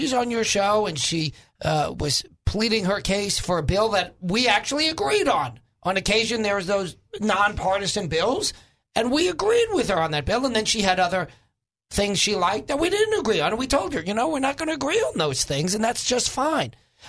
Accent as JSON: {"language": "English", "region": "New York", "country": "United States", "moved": "yes", "said": "I'm from New York."}